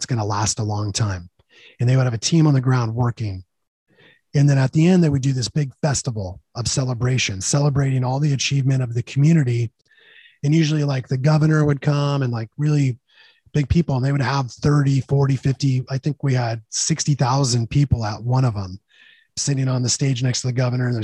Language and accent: English; California, United States; I'm from California